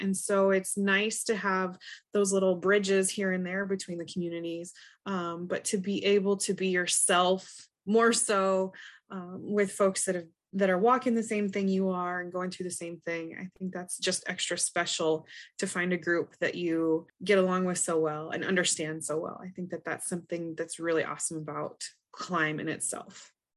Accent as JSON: {"language": "English", "region": "Montana", "country": "United States", "said": "I'm from Montana"}